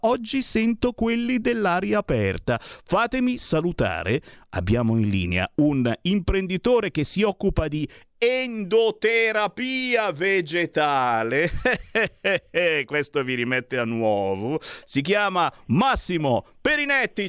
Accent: Monza, Lombardy, Italy; moved away as an adult; now in Milan, Italy; io sono di Monza

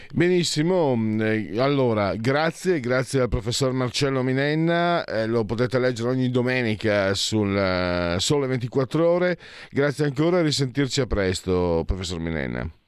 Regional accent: San Vito al Tagliamento, Friuli-Venezia Giulia, Italy; sul mio paese, sul mio comune, San Vito al Tagliamento

